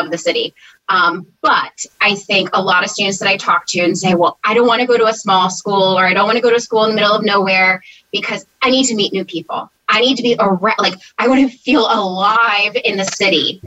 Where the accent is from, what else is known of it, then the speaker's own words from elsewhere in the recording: New Jersey, United States; I grew up in South Jersey, as far south as you can get, at a shore vacation type town